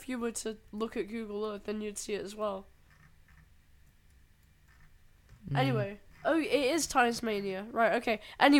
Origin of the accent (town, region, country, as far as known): Isle of Man